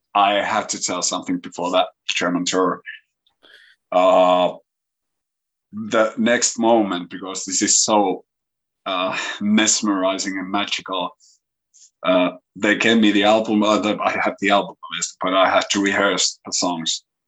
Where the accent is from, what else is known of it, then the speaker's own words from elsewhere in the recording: Kouvola, Kymenlaakso, Finland; English is a second language; my hometown here in Kouvola